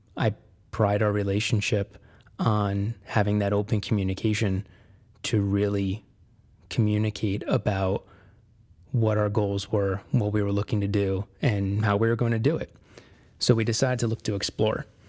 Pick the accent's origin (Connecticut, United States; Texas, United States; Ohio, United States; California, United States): Connecticut, United States; moved away as an adult; I was born and raised in Connecticut